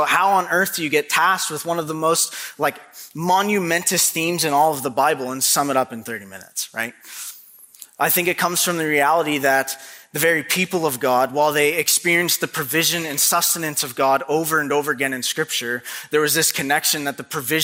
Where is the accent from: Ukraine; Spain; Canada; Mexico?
Canada; now in Maine, United States; I am a true-blooded Canadian through and through